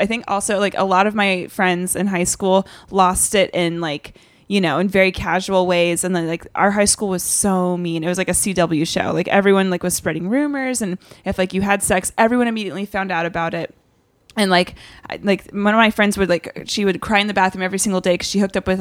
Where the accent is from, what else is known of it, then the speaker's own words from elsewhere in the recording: Charlotte, North Carolina, United States; I grew up in Charlotte for the most part.